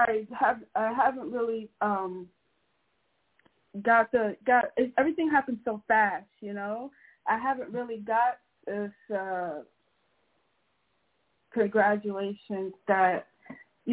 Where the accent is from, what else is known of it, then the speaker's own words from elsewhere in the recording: New Jersey, United States; I'm from Jersey